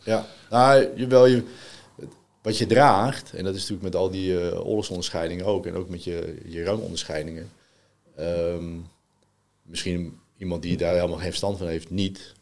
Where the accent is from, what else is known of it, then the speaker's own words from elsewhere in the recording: Netherlands; also born or lived in France; ik ben in Frankrijk geboren. Ik ben op vijfjarige leeftijd naar Nederland verhuisd